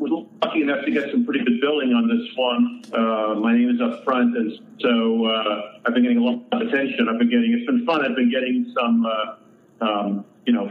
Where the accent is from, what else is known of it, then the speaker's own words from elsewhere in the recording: Long Island, New York, United States; I grew up just outside of New York City on Long Island